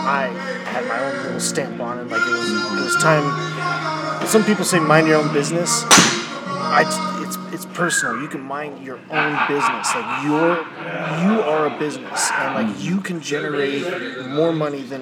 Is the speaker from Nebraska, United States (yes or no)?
yes; Ansley, Nebraska, United States; now in Kearney, United States; I grew up in Ansley